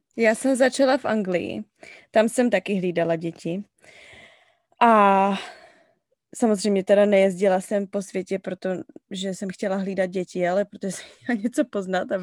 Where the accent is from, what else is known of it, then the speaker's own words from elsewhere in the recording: Cheb, Karlovy Vary Region, Czechia; moved away as an adult; now in Falls Church, United States; Jsem z Chebu, ze západu, z České republiky